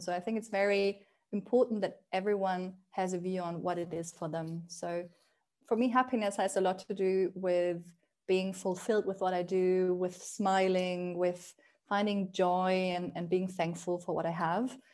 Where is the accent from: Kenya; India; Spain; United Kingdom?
Spain; moved away; also born or lived in Germany; when I grew up in Spain